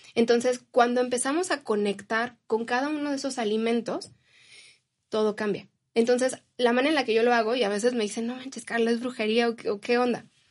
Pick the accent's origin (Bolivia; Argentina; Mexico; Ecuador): Mexico; como mexicanos